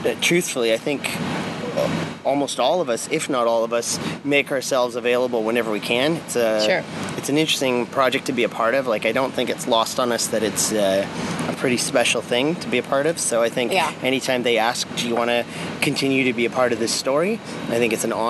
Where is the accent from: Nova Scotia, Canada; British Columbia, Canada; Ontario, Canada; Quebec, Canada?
British Columbia, Canada; Vancouver; Born and raised in Vancouver